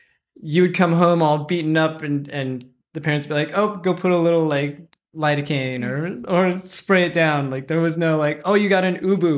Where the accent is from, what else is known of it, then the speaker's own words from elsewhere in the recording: Rocky Mountains, United States; born there; So I was born in the Rocky Mountains, not near the ocean.